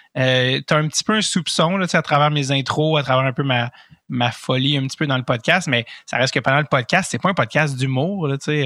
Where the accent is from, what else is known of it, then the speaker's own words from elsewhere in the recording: Montreal, Quebec, Canada; je viens de Montréal